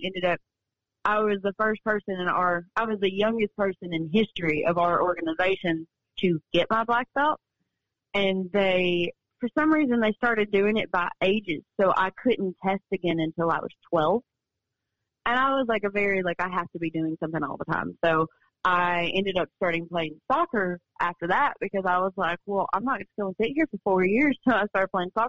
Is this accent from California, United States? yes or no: no; western Kentucky, United States; now in Nashville, United States; my hometown, because I am from like where Illinois, Missouri, Tennessee, they all touch Kentucky